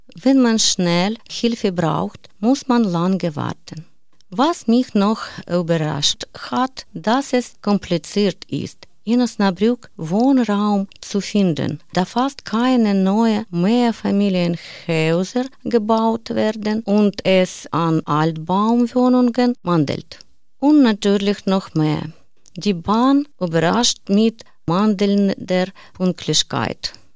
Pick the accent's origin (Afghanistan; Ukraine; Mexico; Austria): Ukraine; German is a second language; moved away as an adult; now in Germany; Ich bin wegen des Krieges aus der Ukraine nach Deutschland gekommen